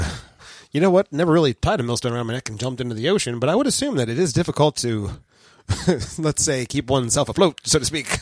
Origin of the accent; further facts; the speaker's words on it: United States; us being American evangelical Christian types